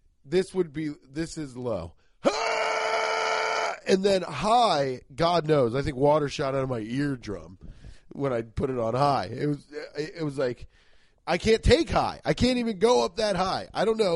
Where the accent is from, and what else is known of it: Cincinnati, Ohio, United States; born or raised there